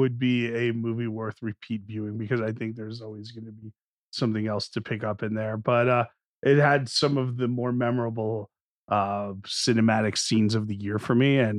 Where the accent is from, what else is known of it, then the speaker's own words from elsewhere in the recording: New Jersey, United States; growing up in North Jersey.